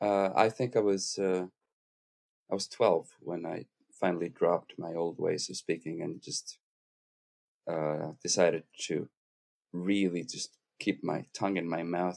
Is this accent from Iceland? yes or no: yes; Iceland; English is a second language; moved away as an adult; also born or lived in Aarhus, Denmark; this stupid country of mine because, you know, we had the banking crisis in 2008 with the total collapse of the Icelandic economy. And so in 2009, I discovered the marvel that is Aarhus in Denmark